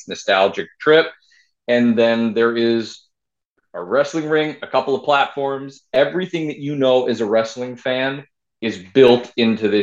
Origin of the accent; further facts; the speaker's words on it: Rochester, New York, United States; I'm from Rochester, New York